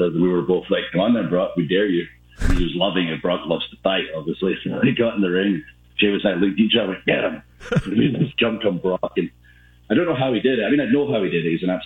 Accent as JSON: {"language": "English", "town": "Ayr", "region": "Scotland", "country": "United Kingdom", "tie": "born or raised there", "said": "my hometown of Ayr. Basically, I'm from a place called Ayr"}